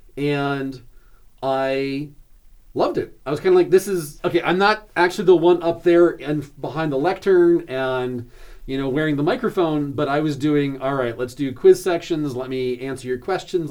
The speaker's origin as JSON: {"language": "English", "area": "outside of Seattle", "region": "Washington", "country": "United States", "tie": "born or raised there", "moved": "yes", "lives_now": "York, United States", "said": "I grew up hiking outside of Seattle in the Cascade Mountains"}